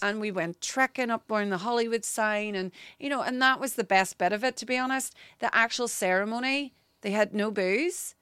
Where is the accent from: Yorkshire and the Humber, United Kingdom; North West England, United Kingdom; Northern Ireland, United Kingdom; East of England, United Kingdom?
Northern Ireland, United Kingdom; Derry; accent: Northern Irish; moved away as an adult; now in London, United Kingdom; I grew up in Northern Ireland.